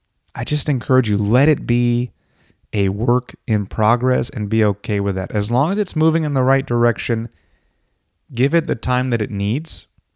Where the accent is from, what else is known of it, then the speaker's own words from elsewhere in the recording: Florida, United States; I grew up in Florida.